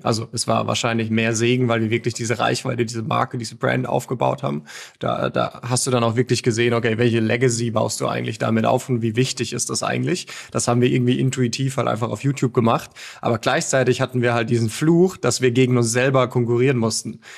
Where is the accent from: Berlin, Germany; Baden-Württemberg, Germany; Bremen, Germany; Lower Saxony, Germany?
Baden-Württemberg, Germany; Mosbach; Moosbach, das ist eine, eine Kleinstadt in Baden-Württemberg. Ganz, ganz grob näher Heidelberg